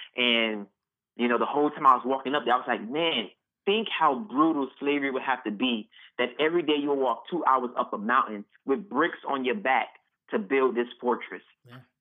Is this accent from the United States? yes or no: yes; Miami, Florida, United States; I was born and raised again in Miami